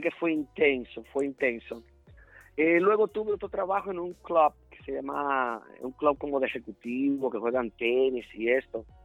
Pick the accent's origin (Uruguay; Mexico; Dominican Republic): Dominican Republic; moved away as an adult; now in United States; el país que me dio nacer, claro, con mucho orgullo, fue República Dominicana.